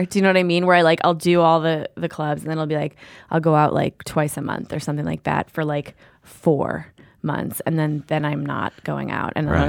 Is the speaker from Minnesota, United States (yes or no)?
yes; Minneapolis, Minnesota, United States; Well, I'm from Minneapolis.